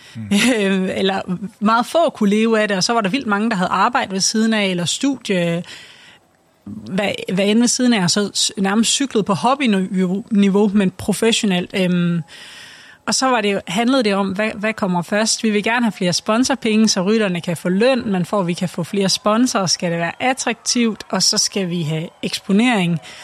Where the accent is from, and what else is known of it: Denmark